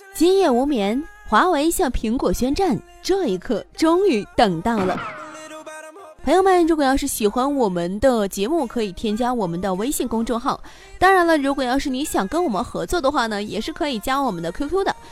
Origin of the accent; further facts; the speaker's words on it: China; 我们中国人